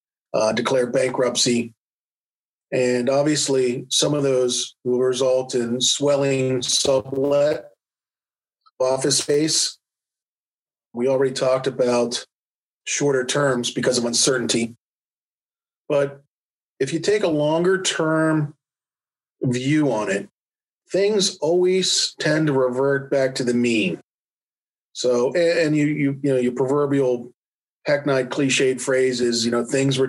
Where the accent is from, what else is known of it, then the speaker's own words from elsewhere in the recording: Washington, District of Columbia, United States; now in Wilmington, United States; my background is I grew up in the Washington, D.C. area.